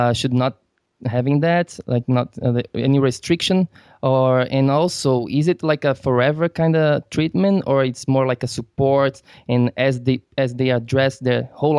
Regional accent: Florianópolis, Santa Catarina, Brazil; moved away; my hometown, Florianópolis

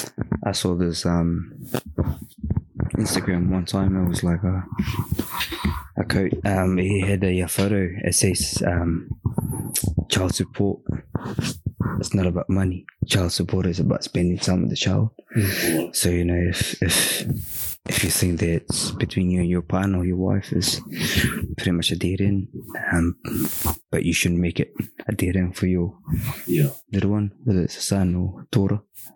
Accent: Philippines; But for us and our parents, you know, I mean, being Filipino, divorce is non-existent, mate, nah, especially in Catholic, work, you know.

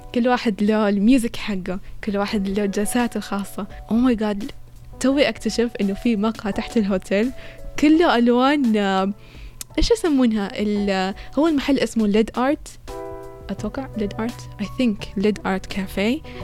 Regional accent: Saudi Arabia; عندنا في السعودية

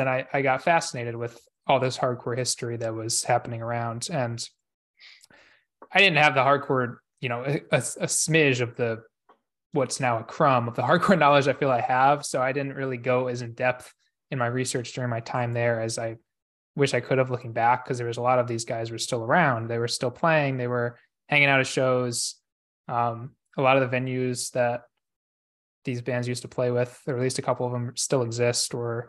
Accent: Rochester, New York, United States; also born or lived in Albany, New York; I'm not from Troy. I'm actually from Rochester, New York.

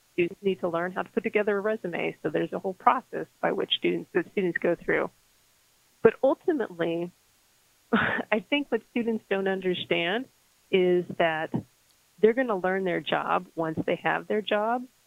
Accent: Las Cruces, New Mexico, United States; moved away; I went to, to New Mexico State University in my hometown of Las Cruces, New Mexico

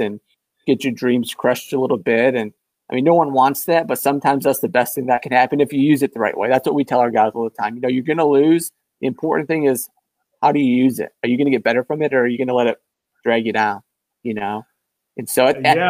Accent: Rockford, Michigan, United States; I'm from Rockford, Michigan, so near Grand Rapids, the west side of the state

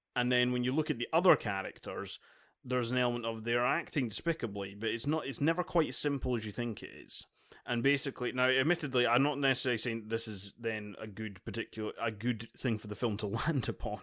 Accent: Dundee, Scotland, United Kingdom; Dundee, uh, my hometown

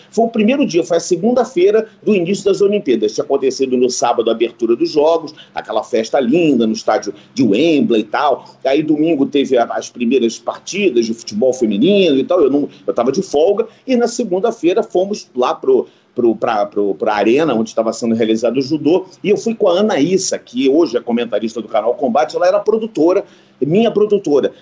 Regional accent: Rio de Janeiro, Brazil; eu sou de Copacabana, no Rio de Janeiro

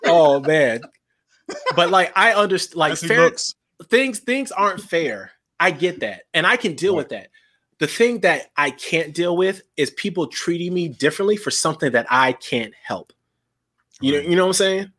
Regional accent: South Carolina, United States; growing up in South Carolina

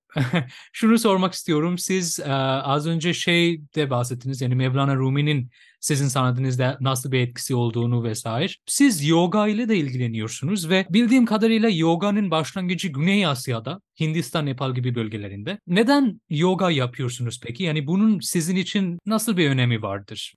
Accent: Bangladesh; Turkish is a second language; now in Turkey

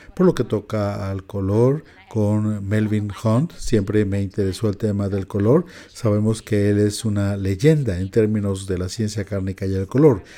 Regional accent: California, United States; nosotros somos de California, allá se usa mucho el menudo

